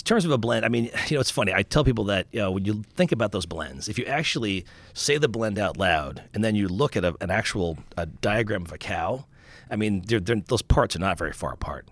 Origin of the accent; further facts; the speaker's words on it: Long Island, New York, United States; I grew up in Long Island